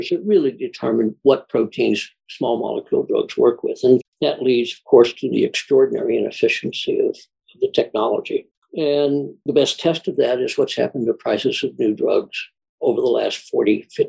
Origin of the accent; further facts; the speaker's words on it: Indianapolis, Indiana, United States; moved away as an adult; also born or lived in Houston, Texas; I grew up in Indianapolis, Indiana